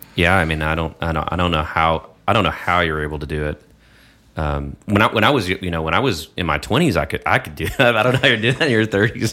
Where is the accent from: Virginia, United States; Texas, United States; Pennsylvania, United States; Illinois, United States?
Texas, United States; moved away; also born or lived in New York; I'm from Texas